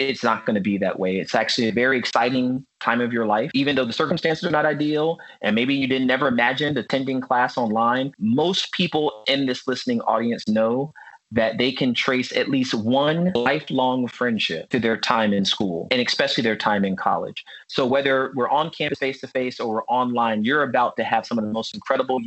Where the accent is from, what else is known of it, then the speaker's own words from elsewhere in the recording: Virginia Beach, Virginia, United States; I grew up in Virginia Beach, Virginia